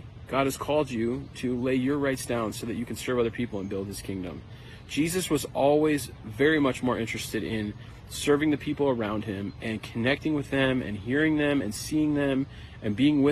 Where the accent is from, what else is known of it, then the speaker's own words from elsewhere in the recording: United States; as an American